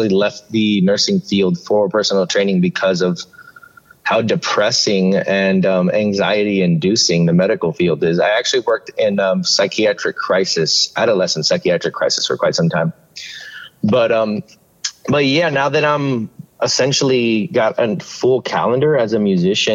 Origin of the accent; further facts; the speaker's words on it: Miami, Florida, United States; moved away as an adult; also born or lived in Maui, Hawaii; now in Tucson, United States; I was actually born and raised in Miami, Florida.